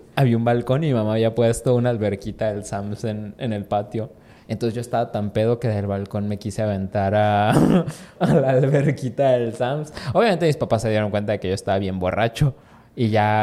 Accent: Mexico; como mexicano

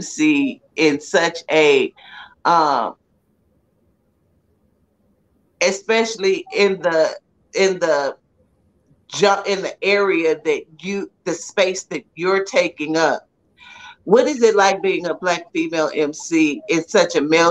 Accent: San Antonio, Texas, United States; I grew up in San Antonio

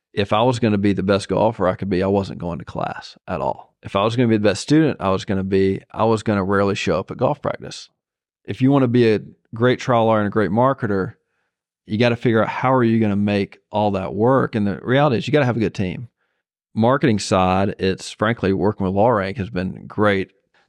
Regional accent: Zebulon, Georgia, United States; Zebulon, Georgia.

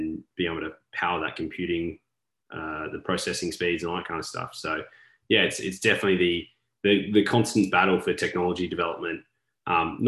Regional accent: Australia; as an Australian

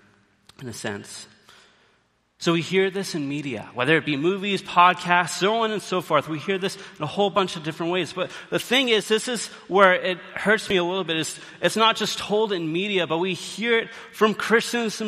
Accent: Canada; now in British Columbia, Canada; we, as Canadians, we have some pride

